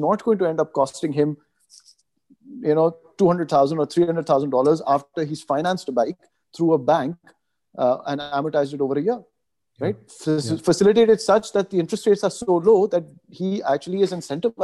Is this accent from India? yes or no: no; Pakistan; moved away as an adult; also born or lived in Canada; I moved from Pakistan after my high school and I went for college to Canada